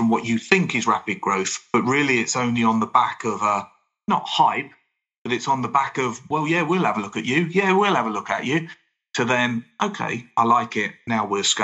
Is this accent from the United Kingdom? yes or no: yes; United Kingdom; being British